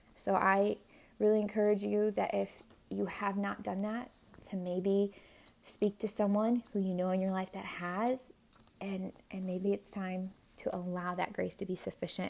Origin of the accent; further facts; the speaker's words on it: Hawaii, United States; I was born in Hawaii